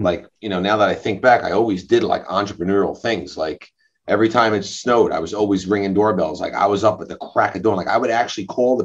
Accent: New Hyde Park, New York, United States; also born or lived in Great Neck, New York; I'm originally from Long Island, but I grew up in New High Park

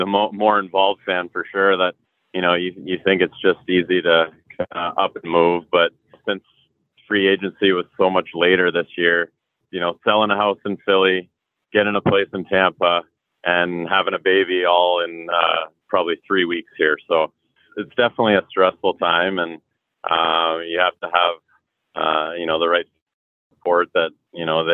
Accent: Toronto, Ontario, Canada; growing up in the Toronto area

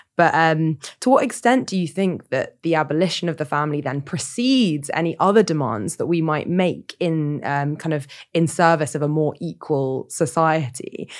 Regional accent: Sutton, London, United Kingdom; I grew up in Sutton

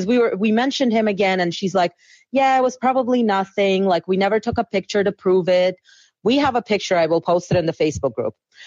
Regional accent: Russia; now in Prince Edward Island, Canada; I'm originally from Russia

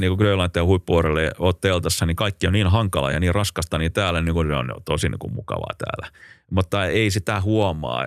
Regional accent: Finland; me ollaan Suomesta

